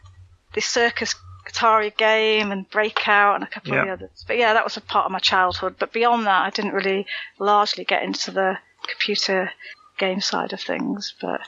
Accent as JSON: {"language": "English", "region": "South East England", "country": "United Kingdom", "lives_now": "Wales", "said": "I used to live in Kent for a while. I'm from Kent."}